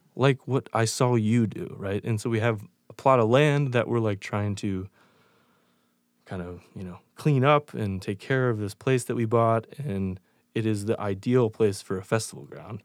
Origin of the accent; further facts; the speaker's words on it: York, Pennsylvania, United States; now in Chicago, United States; I grew up in York, Pennsylvania, moved to Chicago